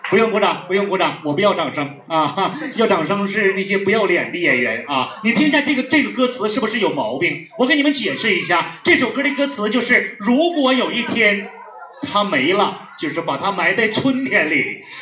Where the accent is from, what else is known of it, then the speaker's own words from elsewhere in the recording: Northeast China, China; 我来自东北